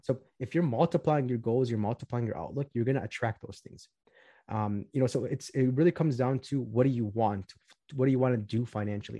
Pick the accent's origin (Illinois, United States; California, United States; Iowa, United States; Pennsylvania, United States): Illinois, United States; Chicago; I'm from Chicago, Illinois. I grew up in the southwest suburbs of Chicago